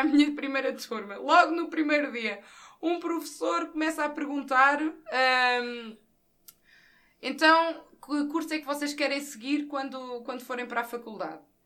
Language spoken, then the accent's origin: Portuguese; Santa Catarina, Centro, Portugal; also born or lived in Caldas da Rainha; a minha terra de origem, Santa Catarina, é, está localizada a cerca de 15, 20 km de Caldas